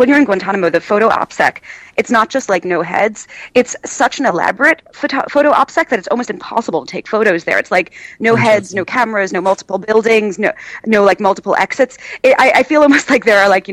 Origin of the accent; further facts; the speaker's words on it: United States; as an American